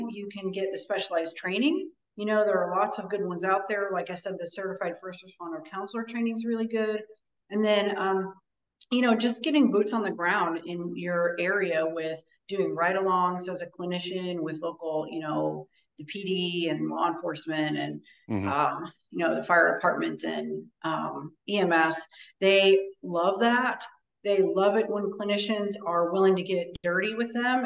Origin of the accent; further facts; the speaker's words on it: Midwest, United States; moved away as an adult; now in Florida, United States; I grew up in the Midwest, and that's where I'm from, before I relocated to Florida